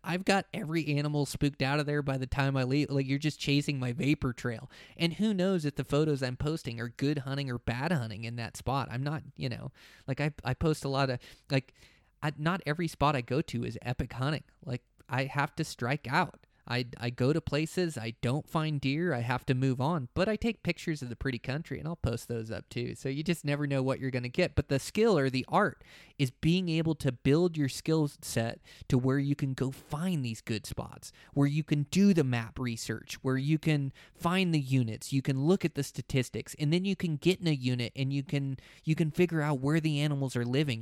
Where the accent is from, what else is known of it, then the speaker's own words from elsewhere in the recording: Montana, United States; my home state of Montana